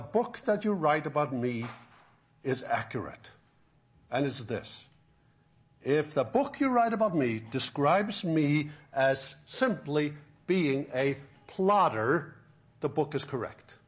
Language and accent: English; Faroe Islands; also born or lived in Florida; now in Alabama, United States; I could live in my own home country where I grew up in the Faroe Islands